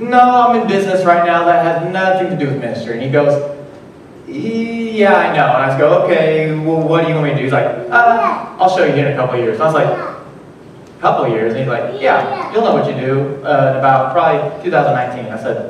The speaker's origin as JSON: {"language": "English", "region": "Illinois", "country": "United States", "tie": "born or raised there", "said": "I am from Cesar, Illinois, home of the Custard Stand"}